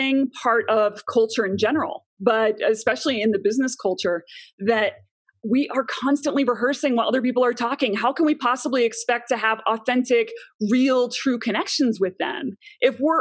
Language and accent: English; Chicago, Illinois, United States; moved away as an adult; also born or lived in New York City; now in Longmont, Colorado, United States; I am originally from Chicago